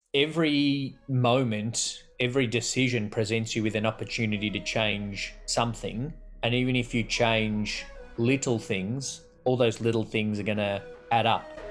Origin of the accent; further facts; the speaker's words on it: Australia; accent: Australian; people will think we're English because of our accent and but then they'll a lot of people guess South African before they guess Australian